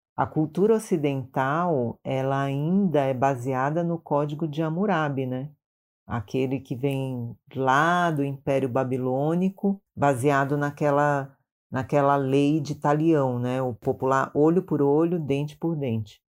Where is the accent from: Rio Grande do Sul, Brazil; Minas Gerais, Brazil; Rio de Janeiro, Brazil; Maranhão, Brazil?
Maranhão, Brazil; now in São Paulo, Brazil; sou do Maranhão, mas moro em São Paulo já há muitos anos